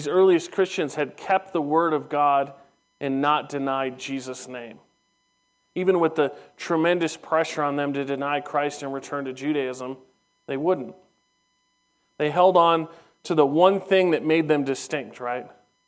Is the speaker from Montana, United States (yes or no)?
no; Southern California, United States; as a young teenager growing up in Southern California